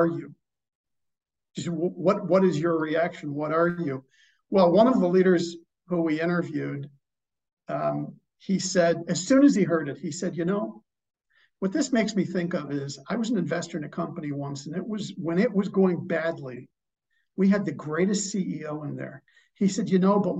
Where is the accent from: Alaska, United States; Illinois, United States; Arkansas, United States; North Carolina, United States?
Illinois, United States; Chicago; I am from Chicago